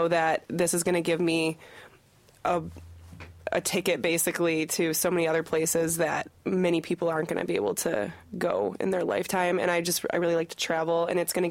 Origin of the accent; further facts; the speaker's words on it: Michigan, United States; I'm from Michigan